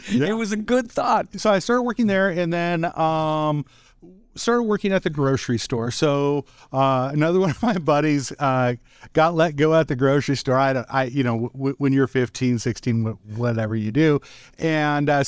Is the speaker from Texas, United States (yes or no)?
no; Wahoo, Nebraska, United States; growing up in Wahoo, I would say that from a business perspective, Tim, like I had a really really negative view on business